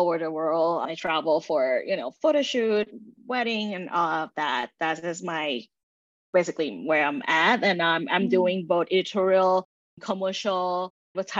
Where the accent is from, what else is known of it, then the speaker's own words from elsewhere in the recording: Thailand; moved away; I grew up in Thailand